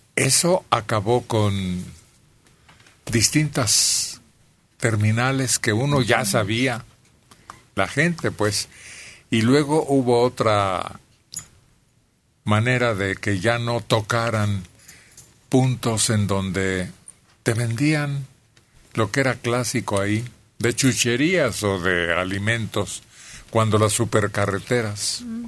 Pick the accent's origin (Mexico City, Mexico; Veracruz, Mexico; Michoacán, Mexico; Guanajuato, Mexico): Guanajuato, Mexico; Celaya; En Celaya, de donde yo soy